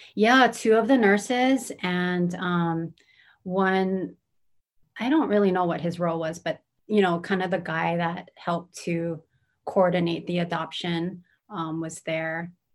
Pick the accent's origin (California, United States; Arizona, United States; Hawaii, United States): Hawaii, United States; Honolulu; also born or lived in Kumamoto, Japan / Hilo, Hawaii; I grew up in Manoa